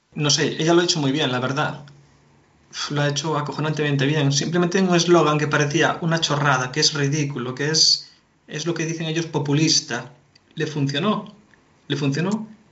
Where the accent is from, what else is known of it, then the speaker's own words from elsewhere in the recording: Galicia, Spain; nosotros somos de Galicia